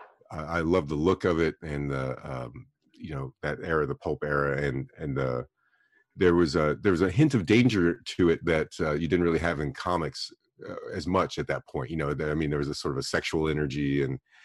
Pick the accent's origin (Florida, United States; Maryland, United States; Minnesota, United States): Florida, United States; Broward County; I grew up down in Broward County, Florida